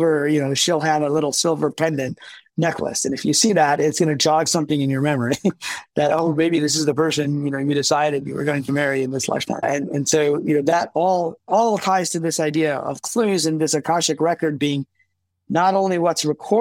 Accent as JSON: {"language": "English", "region": "Midwest", "country": "United States", "tie": "born or raised there", "also_born_or_lived": "Pakistan", "said": "I was born in Pakistan, but, you know, my parents came to, my dad went to France and then to America when I was really young. And then we came over and I grew up, you know, in the Midwest"}